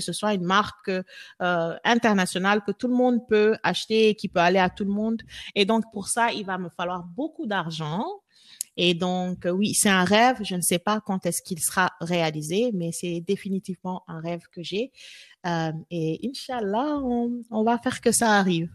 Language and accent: French; Senegal; moved away as an adult; now in Austin, United States; les femmes euh, sénégalaise, parce que bah, voilà, c'est là où j'ai grandi